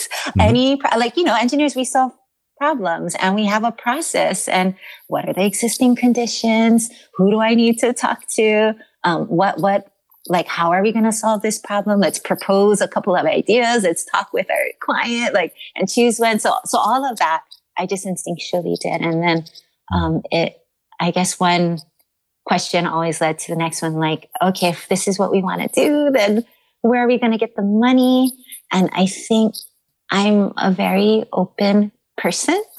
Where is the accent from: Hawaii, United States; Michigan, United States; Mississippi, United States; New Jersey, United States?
Hawaii, United States; Kaneohe; also born or lived in Kaimuki, Honolulu; I grew up in Kaneohe, where you're immersed in green. And then now I live in Kaimuki